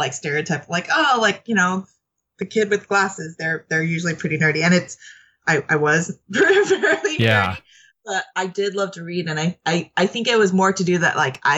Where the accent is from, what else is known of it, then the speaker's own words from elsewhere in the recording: Los Angeles, California, United States; I grew up in Los Angeles, California, and my parents were immigrants from Vietnam and China